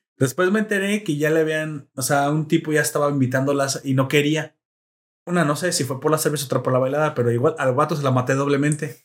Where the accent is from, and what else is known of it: Mexico